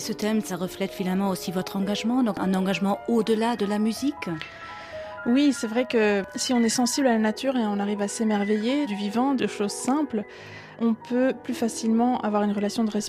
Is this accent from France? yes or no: no; Geneva, Switzerland; Moi, je suis née à Genève, en Suisse, puis j'ai grandi à la frontière française.